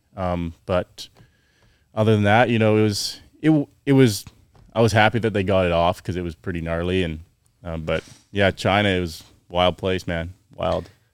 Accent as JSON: {"language": "English", "town": "Chilliwack", "region": "British Columbia", "country": "Canada", "tie": "born or raised there", "said": "I grew up in Canada, um, Chilliwack, B C, near Vancouver."}